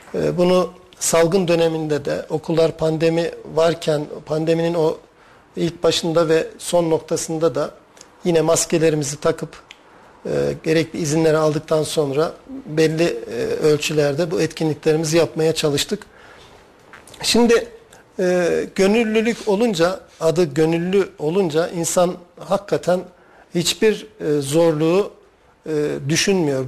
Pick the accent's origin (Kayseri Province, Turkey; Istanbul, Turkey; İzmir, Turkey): Kayseri Province, Turkey; Talas; biz çocukken çay bağlarında bağımız var. Talaslıyım bu arada ben.